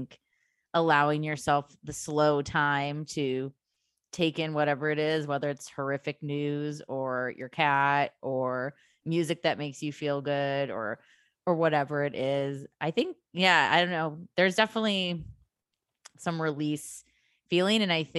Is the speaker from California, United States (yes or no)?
no; Illinois, United States; in the suburbs of Chicago.